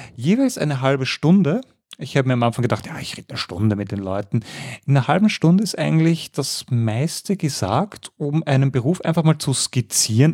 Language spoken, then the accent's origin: German; Mödling, Lower Austria, Austria; Ich bin ja wirklich äh, Mödlinger, das heißt südlich von Wien, born and raised